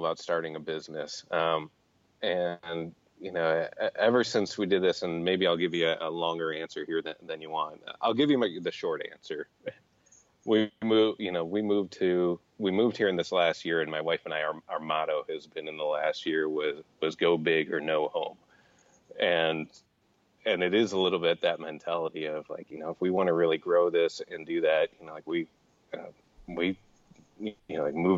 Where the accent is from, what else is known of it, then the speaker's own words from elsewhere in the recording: Chicago, Illinois, United States; also born or lived in Columbus, Ohio; now in Arizona, United States; growing up in Chicago and then moving to Columbus